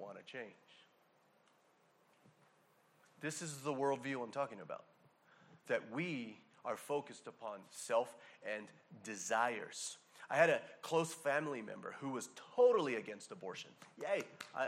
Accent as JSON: {"language": "English", "region": "Hawaii", "country": "United States", "tie": "born or raised there", "said": "a person born and raised in Hawaii"}